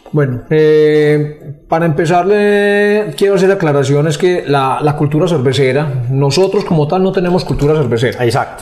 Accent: Rionegro, Antioquia, Colombia; nosotros los que somos de Río Negro

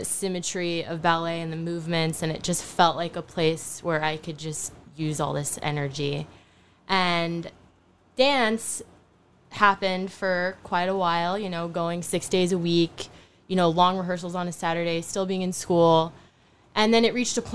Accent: Charlotte, North Carolina, United States; moved away as an adult; also born or lived in Frankfurt, Germany / Philippines; now in New York, United States; We settled in Charlotte, North Carolina. So I grew up in this weird dynamic of having an American father, a Filipino mother, growing up in the South of the United States

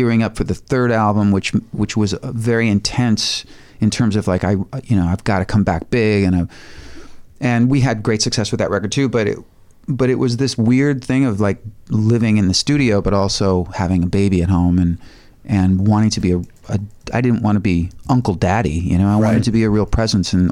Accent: Highland Park, Illinois, United States; also born or lived in Lake Bluff, Illinois; now in Los Angeles, United States; I grew up in Highland Park, not too far from, you know, where I raised my kids.

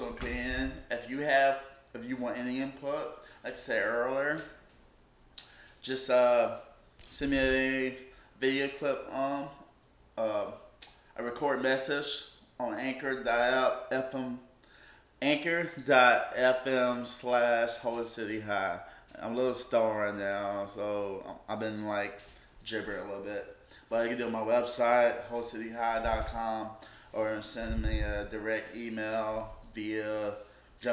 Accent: South Carolina, United States; I grew up in South Carolina

